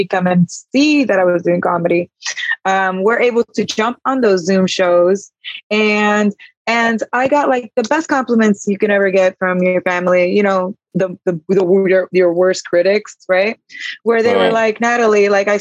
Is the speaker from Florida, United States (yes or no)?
yes; Miami, Florida, United States; I'm from Miami